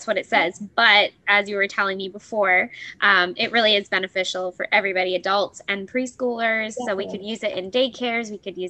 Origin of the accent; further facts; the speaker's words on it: Canada; I'm used to that anyway as Canadian.